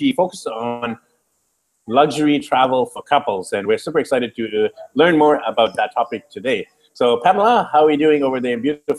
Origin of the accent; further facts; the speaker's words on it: Vancouver, British Columbia, Canada; I'm from Vancouver, BC, Canada.